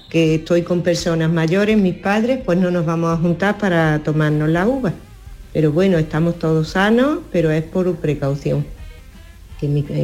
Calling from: Córdoba, Andalusia, Spain; Buenos días, Canar … de Córdoba.

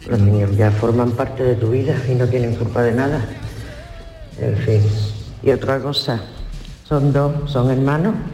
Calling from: Seville, Andalusia, Spain; Buenas tardes, Mariló. ¿Qué tal? Y equipo

